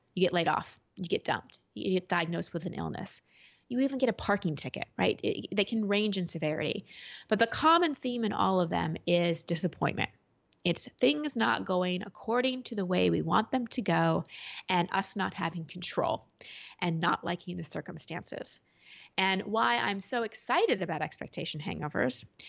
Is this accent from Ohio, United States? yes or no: no; Dallas, Texas, United States; I grew up in Dallas